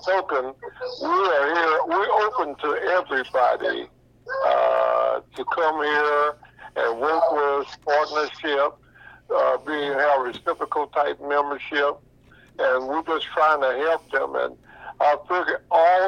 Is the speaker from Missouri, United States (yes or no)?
yes; Missouri, United States; we're from the Show Me State